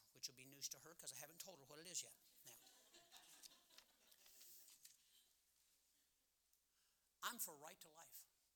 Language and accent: English; Cleveland, Ohio, United States; I was born 15th in Cleveland